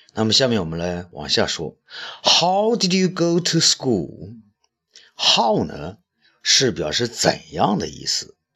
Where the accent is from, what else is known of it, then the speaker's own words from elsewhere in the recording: China; 我们中国人才四亿人口嘛